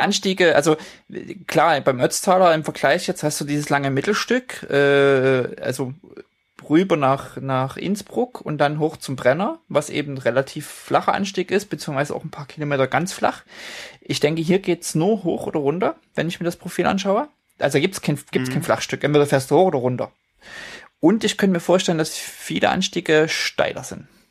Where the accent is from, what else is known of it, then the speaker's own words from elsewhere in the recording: Leipzig, Saxony, Germany; moved away; weil es in meiner alten Heimat äh, stattfindet, auf dem Schirm habe, sind die äh, Neuseen Classics in Leipzig